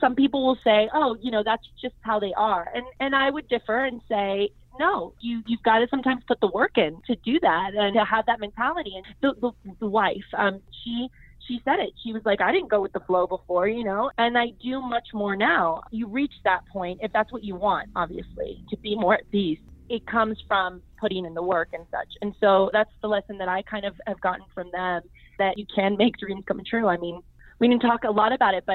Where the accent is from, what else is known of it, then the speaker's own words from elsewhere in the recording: United States; My dad's from Argentina. My mom's Colombian. I'm from the U.S.